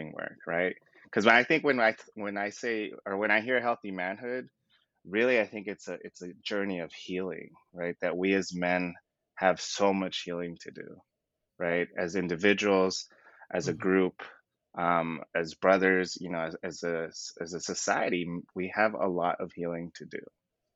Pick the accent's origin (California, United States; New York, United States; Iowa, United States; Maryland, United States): California, United States; Southern; born and raised in Southern California